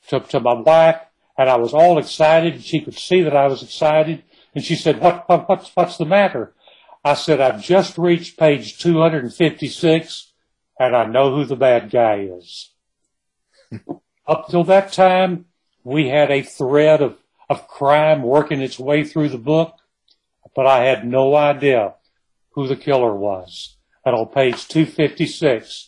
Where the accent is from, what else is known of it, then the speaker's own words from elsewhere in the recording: Kilgore, Texas, United States; I was born and raised in Kilgore in East Texas